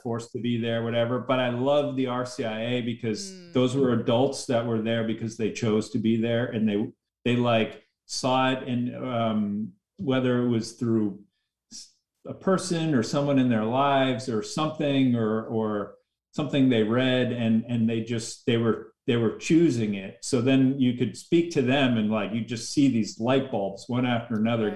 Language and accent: English; just outside of Boston, Massachusetts, United States; moved away as an adult; also born or lived in Los Angeles, California; I was raised just outside of Boston